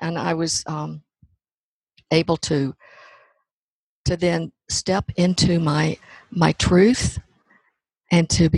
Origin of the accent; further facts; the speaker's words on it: Hope, Arkansas, United States; I grew up in Hope, Arkansas